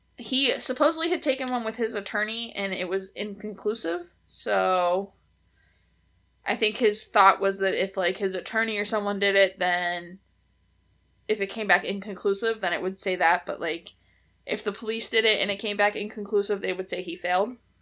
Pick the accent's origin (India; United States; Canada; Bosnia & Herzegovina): United States; Pennsylvania; we're from Pennsylvania and we slur our words together